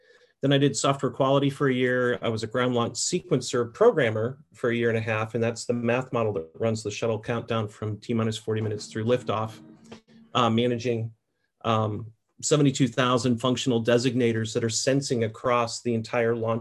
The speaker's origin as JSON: {"language": "English", "town": "Merritt Island", "region": "Florida", "country": "United States", "tie": "born or raised there", "said": "I grew up in Merritt Island, Florida, on the east coast of Florida near Cocoa Beach"}